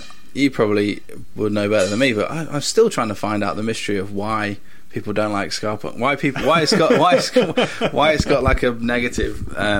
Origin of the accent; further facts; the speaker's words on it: Stafford, West Midlands, United Kingdom; I'm from Stafford.